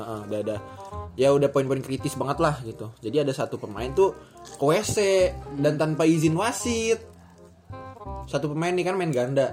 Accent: Bekasi, West Java, Indonesia; Gua anak SMP 3 SMP Negeri tiga Bekasi

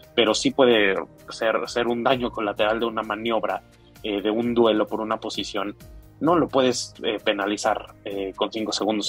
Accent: Mexico; a nosotros como mexicanos

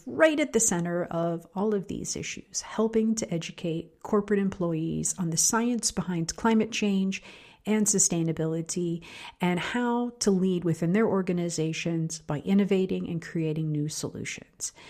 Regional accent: Pittsburgh, Pennsylvania, United States; my hometown of Pittsburgh, Pennsylvania

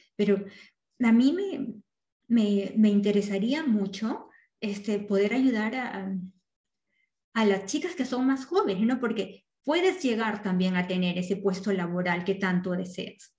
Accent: Peru; moved away; las dos somos peruanas y las dos venimos de una sociedad que, en Latinoamérica es mucho más machista a donde ahora vivimos actualmente

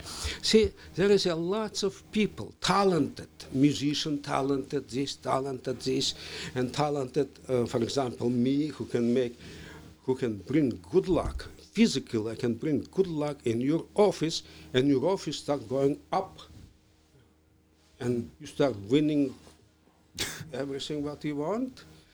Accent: Virginia, United States; born there; Oh, because I was born in Northern Virginia. I was born in in Northern Virginia area.

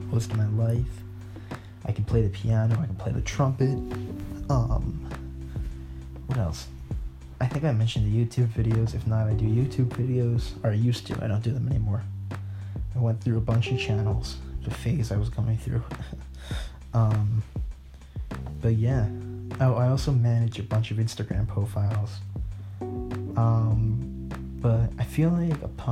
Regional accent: New Jersey, United States; I am 16 years old, and I am from New Jersey

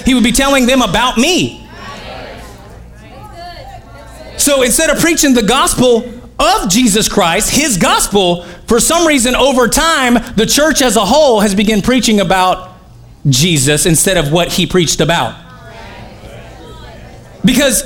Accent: Oklahoma, United States; I'm from Oklahoma

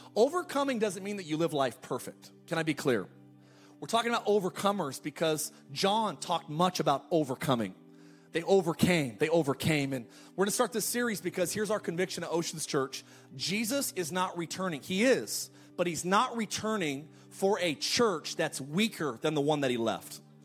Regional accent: California, United States; moved away; I'm actually from California

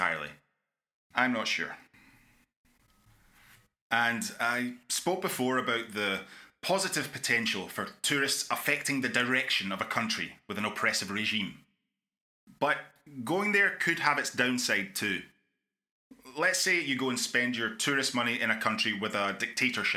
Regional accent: Scotland, United Kingdom; my home country of Scotland

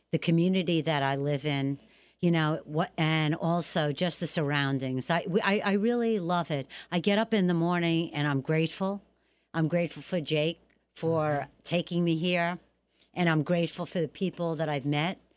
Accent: Bronx, New York, United States; You know, um, I came from the Bronx. We never had a ton of money and everything.

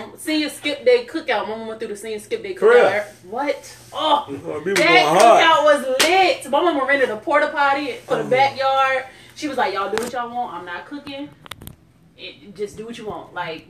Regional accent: Chesapeake, Virginia, United States; I grew up in Chesapeake. I've lived in Chesapeake from third grade to graduation

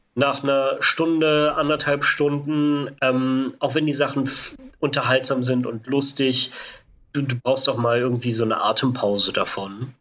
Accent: Berlin, Germany; als Berliner

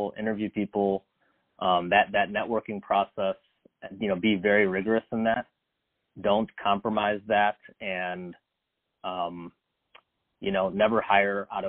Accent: Chicago, Illinois, United States; I actually was born and raised in the Chicago area.

